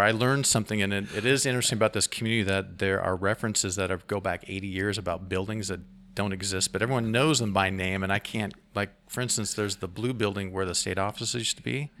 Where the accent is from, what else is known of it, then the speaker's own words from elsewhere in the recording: Salem, Oregon, United States; now in Astoria, United States; I come from Marion County. I was born in Salem, Oregon, so I'm an Oregonian